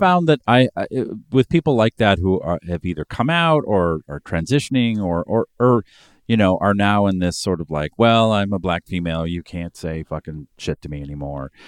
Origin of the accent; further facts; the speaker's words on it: Boston, Massachusetts, United States; I'm from Boston